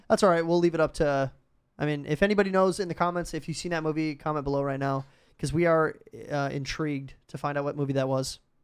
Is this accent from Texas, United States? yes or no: no; Minnesota, United States; I'm from Minnesota